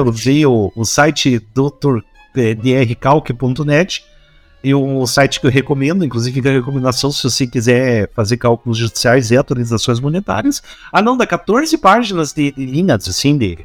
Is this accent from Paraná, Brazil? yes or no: yes; Curitiba, Paraná, Brazil; accent: Curitibano; a gente tira sarro do nosso próprio sotaque. Eu tiro sarro de mim mesmo, pro próprio sotaque, então eu tenho direito. Eu tenho lugar de fala aí para tirar sarro do sotaque dos outros, que o sotaque curitibano também é